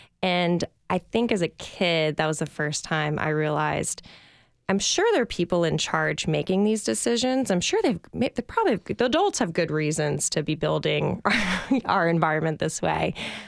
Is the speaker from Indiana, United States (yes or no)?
no; Louisiana, United States; So I grew up outside New Orleans, Louisiana, which is a wonderful place to grow up.